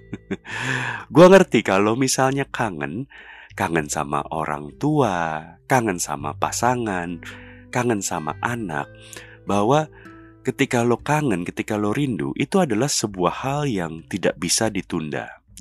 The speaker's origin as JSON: {"language": "Indonesian", "region": "Jakarta", "country": "Indonesia", "tie": "born or raised there", "said": "Jadi karena gue lahir, besar di Jakarta, sekolah di Jakarta, nyari duit kerja di Jakarta, keluarga gue semua di Jakarta"}